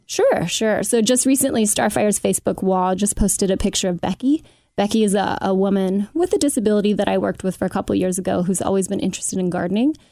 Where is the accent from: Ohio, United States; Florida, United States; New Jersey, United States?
Ohio, United States; Cincinnati; I grew up in Oakley, uh, mother of two in Madisonville